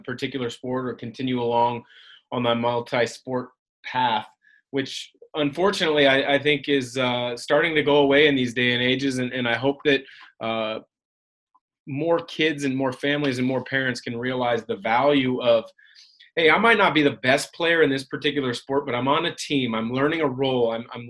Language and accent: English; Pacific Northwest, United States; I had similar role models, mentors that I watched growing up in the Portland, Vancouver area.